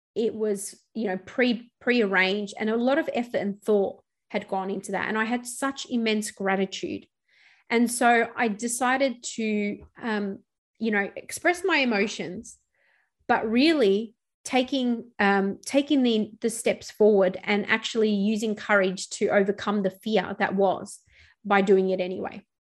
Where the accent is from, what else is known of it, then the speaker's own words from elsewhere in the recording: Melbourne, Victoria, Australia; returning back to my hometown of Melbourne